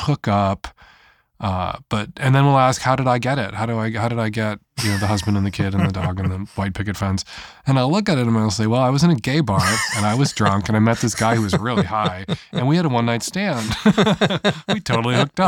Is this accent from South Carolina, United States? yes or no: no; Chicago, Illinois, United States; I am an Irish Catholic, middle-aged gay dude from the north side of Chicago